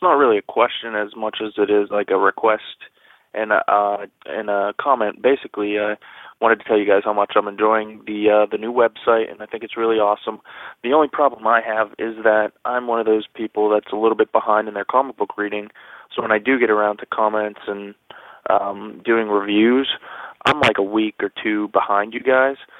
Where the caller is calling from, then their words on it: Pittsburgh, Pennsylvania, United States; I'm calling from Pittsburgh